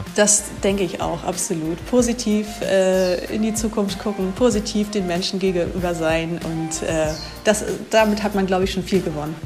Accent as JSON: {"language": "German", "country": "Germany", "moved": "as an adult", "lives_now": "Ecuador", "said": "als Deutscher"}